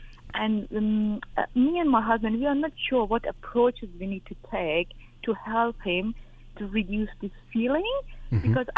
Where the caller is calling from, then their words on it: Australia; I'm calling from Australia. I'm 37 myself